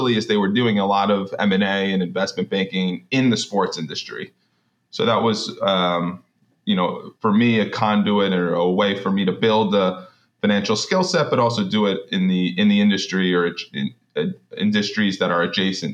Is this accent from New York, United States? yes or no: yes; New York, United States; I'm from New York. I currently work out of New York